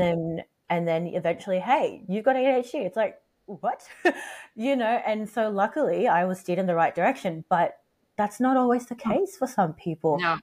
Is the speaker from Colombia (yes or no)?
no; Australia; accent: American/British mixture; I grew up here, and my parents. I mean, they're Filipino. I'm Filipino. I was yeah. born here